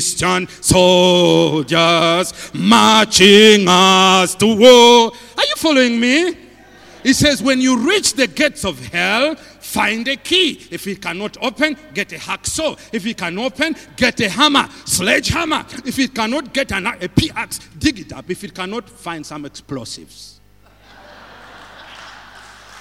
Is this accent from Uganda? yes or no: yes; Uganda; where do you come from? I said, Uganda.